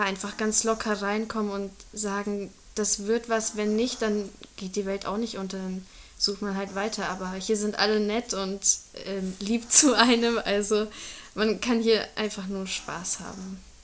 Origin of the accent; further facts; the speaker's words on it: Germany; first language German, Hungarian; ich bin in Deutschland aufgewachsen, das ist meine Muttersprache